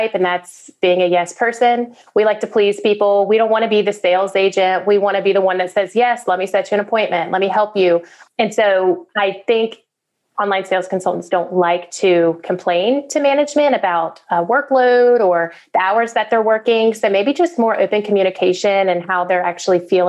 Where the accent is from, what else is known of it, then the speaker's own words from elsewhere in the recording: the South, United States; I'm from the South, so I'm a country girl.